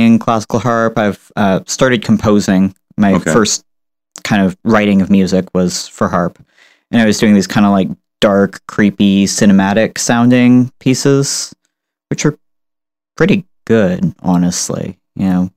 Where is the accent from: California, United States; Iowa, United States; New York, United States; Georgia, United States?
California, United States; San Francisco; I was born and raised in San Francisco